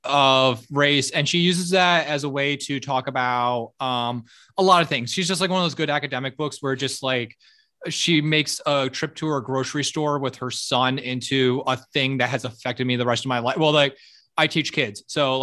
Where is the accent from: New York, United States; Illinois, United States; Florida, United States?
Florida, United States; Miami; I grew up in Miami. So I grew up as a white